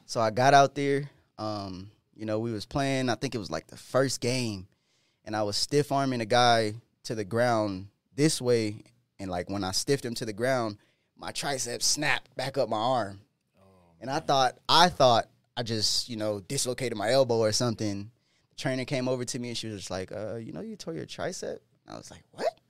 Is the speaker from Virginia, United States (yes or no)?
no; Del Mar, California, United States; now in Denver, United States; I'm originally from California, Del Mar, California, which is one of the richest areas in California. And when I when my mom moved out there into the low income apartments